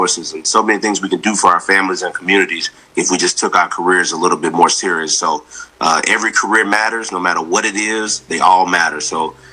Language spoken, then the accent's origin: English; the South, United States; I'm from the South